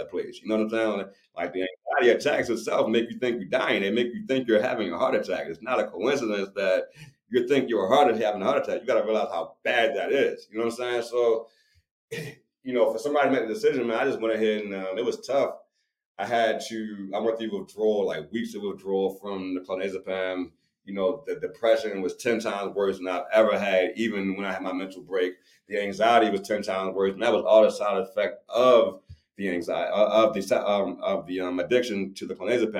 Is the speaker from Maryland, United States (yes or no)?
yes; Baltimore, Maryland, United States; I'm from Baltimore. I'm from the hood.